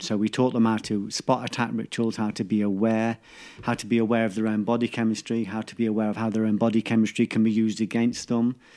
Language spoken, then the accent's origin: English; England, United Kingdom; we're too English